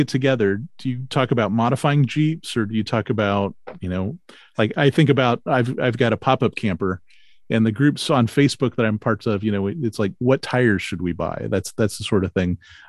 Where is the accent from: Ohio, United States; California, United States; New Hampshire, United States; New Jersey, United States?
Ohio, United States; Marysville; because I grew up in Marysville.